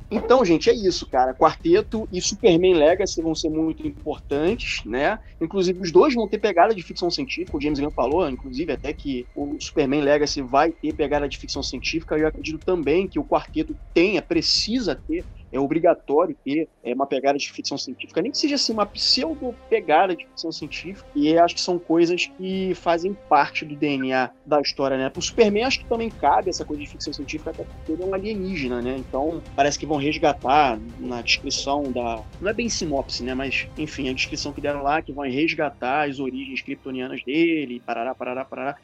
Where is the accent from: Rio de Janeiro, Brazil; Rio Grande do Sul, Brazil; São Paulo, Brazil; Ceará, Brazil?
Rio de Janeiro, Brazil; eu sou do Rio de Janeiro